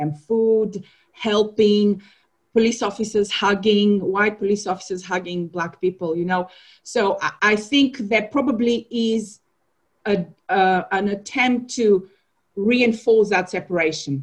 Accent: Bulgaria; also born or lived in Ghana; now in London, United Kingdom; I'm from Bulgaria

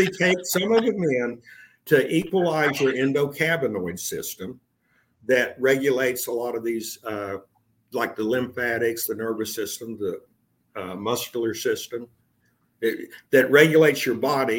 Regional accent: Texas, United States; moved away as an adult; now in Portland, United States; I moved there from Texas. Texas. I mean, I was born and raised in. I pretty much stayed. Yeah, I've traveled some places, but not a whole lot. But I moved up to Oregon in 2015.

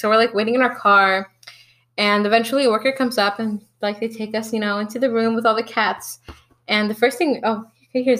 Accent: Atlanta, Georgia, United States; also born or lived in Alabama / Mexico; I was born in Alabama, but I moved in to Atlanta when I was, third grade. And before that, I had done a year of schooling in Mexico. But since the third grade, I've been living in Atlanta

